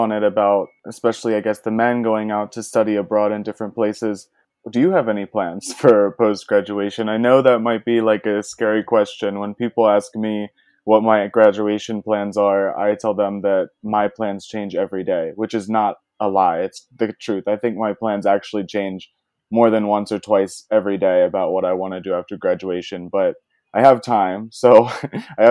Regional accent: United States; I'm from the United States

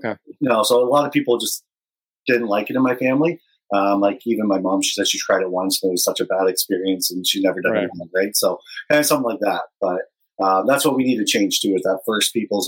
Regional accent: London, Ontario, Canada; growing up in London

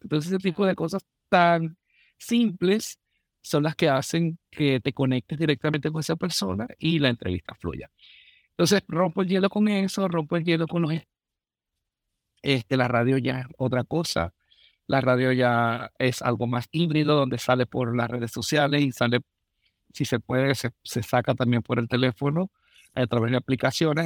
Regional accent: Venezuela; moved away as an adult; now in Minnesota, United States; soy un venezolano

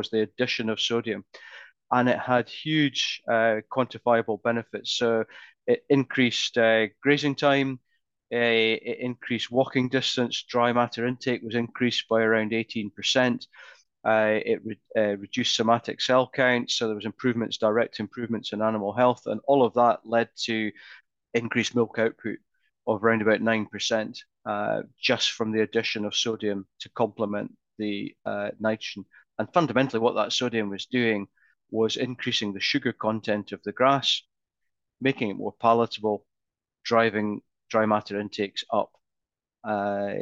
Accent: Scotland, United Kingdom; I'm Scottish

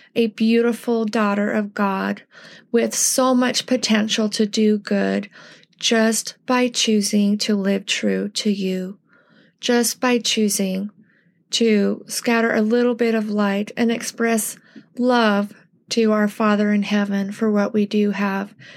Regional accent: United States; as American Latter-day Saints

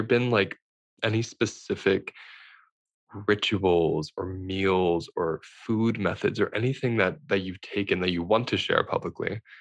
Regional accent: United States; in America, growing up in America

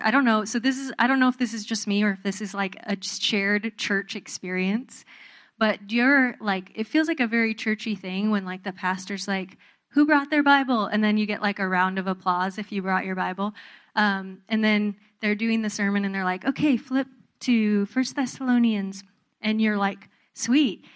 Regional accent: Southern California, United States; I grew up in Southern California

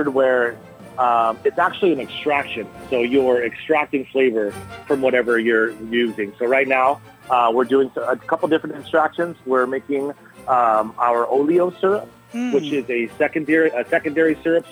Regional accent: Southern California, United States; now in Kauai, United States; I grew up in Southern California

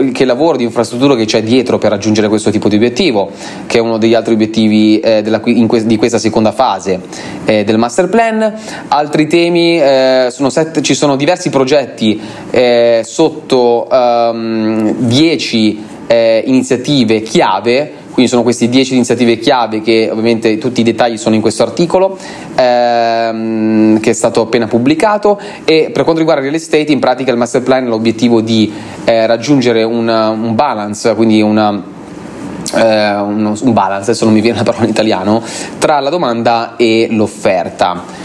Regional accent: Italy; moved away as an adult; now in Dubai, United Arab Emirates; l'Italia rimane sempre, rimarrà e rimane sempre il mio cuore, ehm, eh, diciamo il mio paese natale

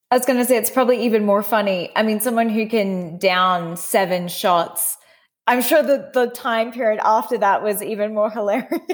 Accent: Australia; as an Aussie

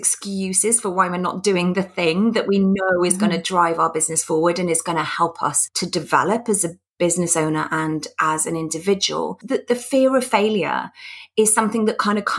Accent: United Kingdom; being British

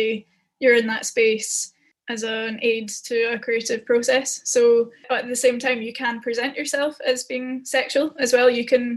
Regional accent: Scotland, United Kingdom; I'm Scottish

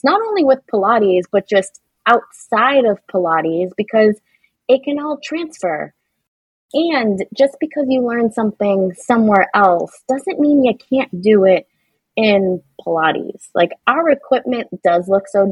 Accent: Boston, Massachusetts, United States; I'm from Boston and it's a thing here

